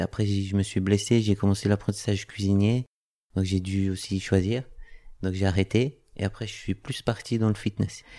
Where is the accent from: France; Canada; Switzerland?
Switzerland; je suis suisse, de métier cuisinier